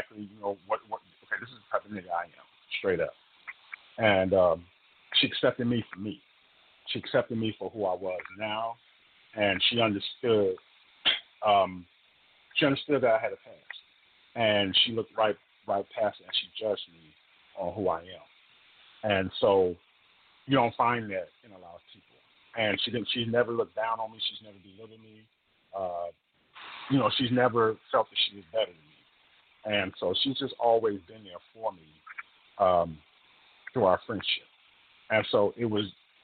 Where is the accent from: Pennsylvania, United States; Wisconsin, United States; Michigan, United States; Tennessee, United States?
Michigan, United States; Detroit; also born or lived in Oakland, California; now in Houston, United States; Being born and raised in Detroit, and then later moving to Oakland, California, where I was for the last 20 years before I moved here to Houston